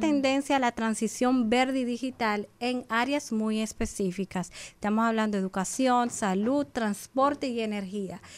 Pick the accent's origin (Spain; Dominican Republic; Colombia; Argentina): Dominican Republic; como República Dominicana nosotros tenemos muchos aspectos eh, positivos